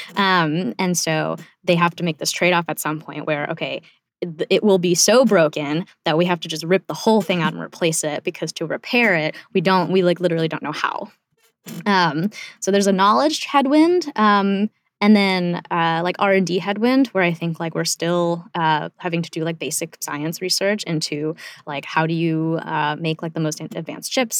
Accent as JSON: {"language": "English", "country": "South Korea", "tie": "born or raised there", "moved": "yes", "lives_now": "United States", "said": "I was born in South Korea, and, like, we literally came here to pursue the American dream"}